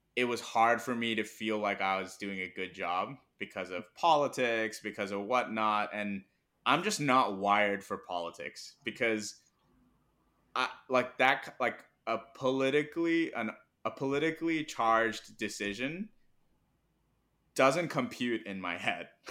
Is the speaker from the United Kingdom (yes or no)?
no; Hong Kong; first language Mandarin; English is a second language; also born or lived in Pittsburgh, United States / Irvine, California, United States / Hyderabad, India; now in New York, United States; I was born in the U S, grew up in Hong Kong, and I'm Indian